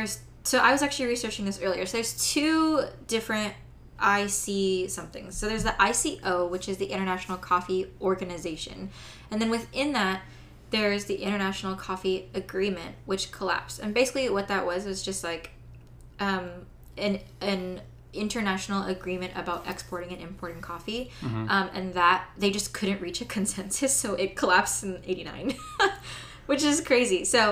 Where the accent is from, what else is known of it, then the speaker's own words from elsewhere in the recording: Philippines; I am Filipino.